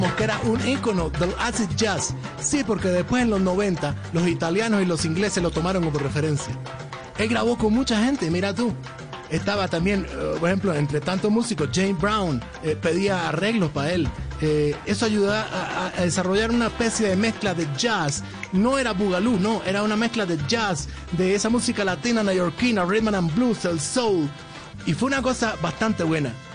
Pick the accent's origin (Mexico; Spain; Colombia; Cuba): Cuba; yo te lo digo como ciudadano cubano